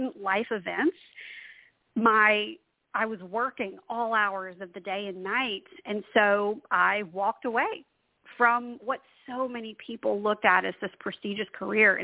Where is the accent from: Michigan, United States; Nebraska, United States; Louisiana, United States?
Louisiana, United States; also born or lived in Washington, D.C.; I'm from Louisiana. I live now right outside of New Orleans